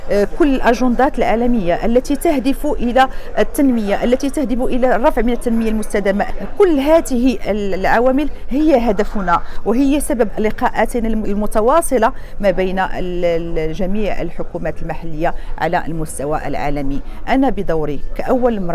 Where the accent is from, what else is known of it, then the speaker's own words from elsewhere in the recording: Rabat, Rabat-Salé-Kénitra, Morocco; العاصمة التي لطالما كنت ولدت وكبرت وترعرعت داخل هذه المدينة